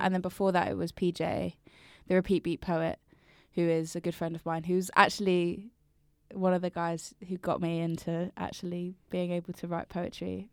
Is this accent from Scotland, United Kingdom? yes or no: no; Brighton, South East England, United Kingdom; moved away as an adult; also born or lived in London; I'm from Brighton, but I lived in London for, like, years